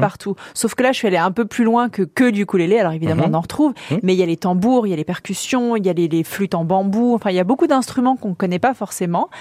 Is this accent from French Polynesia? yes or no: yes; French Polynesia; moved away as an adult; now in Paris, France; Je suis née, j'ai grandi en Polynésie, à Tahiti